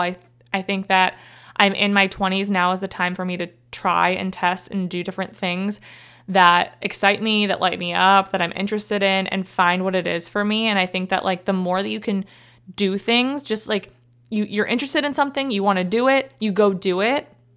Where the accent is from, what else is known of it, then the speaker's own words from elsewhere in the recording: Cleveland, Ohio, United States; also born or lived in Columbus, Ohio / Athens, Ohio; I'm from Cleveland